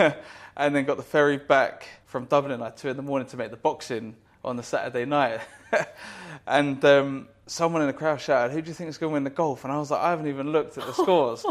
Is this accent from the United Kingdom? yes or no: yes; United Kingdom; us Brits